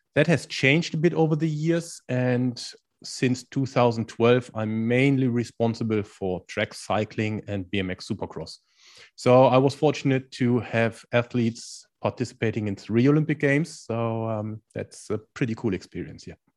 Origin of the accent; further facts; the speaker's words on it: Germany; accent: German; English is a second language; moved away as an adult; also born or lived in India / Spain / China; now in Netherlands; I'm originally from Germany, which is probably easy to hear from my accent